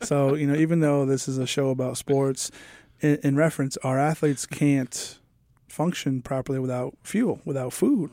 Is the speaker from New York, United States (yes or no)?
yes; New York, United States; now in Kingsport, United States; I'm from New York and I'm used to snow